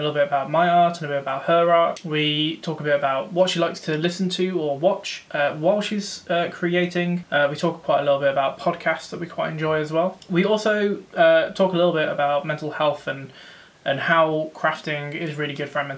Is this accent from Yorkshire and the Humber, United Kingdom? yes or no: no; Rugby, West Midlands, United Kingdom; now in Coventry, United Kingdom; I'm from Rugby, but we're now living in Coventry.